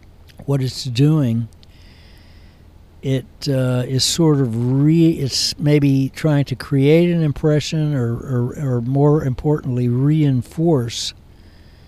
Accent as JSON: {"language": "English", "country": "United States", "said": "I'm an American"}